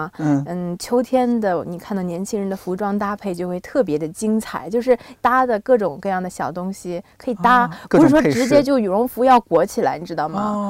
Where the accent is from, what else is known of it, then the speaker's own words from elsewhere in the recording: Binzhou, Shandong, China; moved away; also born or lived in Tokyo, Japan; 我从小在北方长大